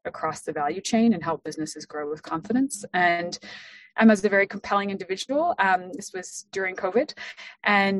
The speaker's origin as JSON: {"language": "English", "country": "France", "tie": "born or raised there", "moved": "yes", "said": "I was born and raised in France. So my father is an Ohioan. I am not"}